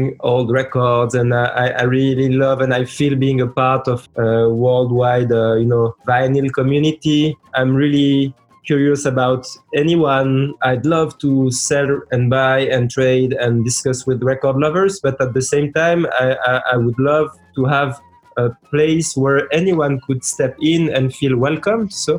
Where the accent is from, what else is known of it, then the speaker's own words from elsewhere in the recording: France; also born or lived in Lebanon / Switzerland; born in Lebanon. I grew up with the record collection of my parents, mostly Arabic music, and then I grew up in France and Switzerland.